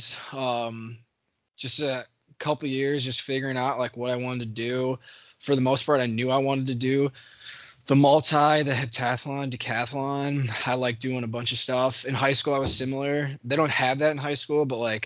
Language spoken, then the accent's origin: English; Pinckney, Michigan, United States; I grew up in Pinckney, right outside Hell, Michigan